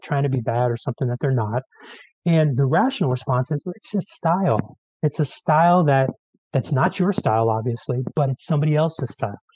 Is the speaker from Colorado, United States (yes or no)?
no; San Francisco, California, United States; now in Mendocino County, United States; I grew up in San Francisco